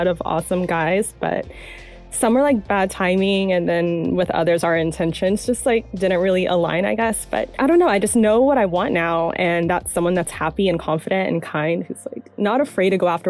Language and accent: English; San Diego, California, United States; also born or lived in Atlanta / North Carolina / Los Angeles; I was born in Atlanta, but raised in San Diego and North Carolina.